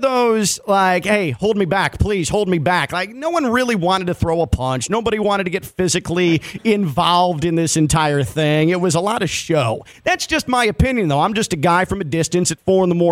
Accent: Chicago, Illinois, United States; I grew up in Chicago

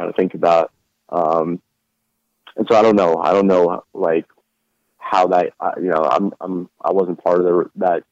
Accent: New York, United States; I grew up in New York

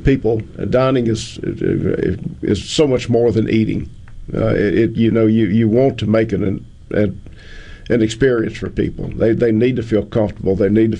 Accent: Greenville, Mississippi, United States; I grew up in Greenville

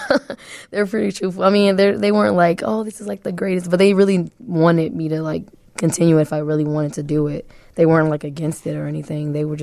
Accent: Chicago, Illinois, United States; I come from the south side of Chicago. I've born and raised there for my entire life. I've moved back from, like, the 100s to the 88th and, like, Loomis, back and forth. But that's where mainly I come from.

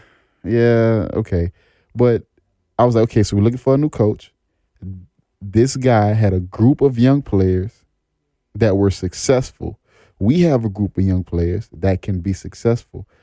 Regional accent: New Orleans, Louisiana, United States; I'm from New Orleans, too

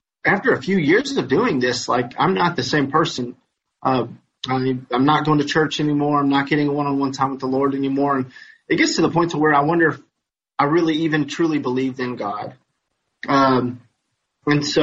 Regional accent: Madisonville, Kentucky, United States; I'm from Madisonville, Kentucky

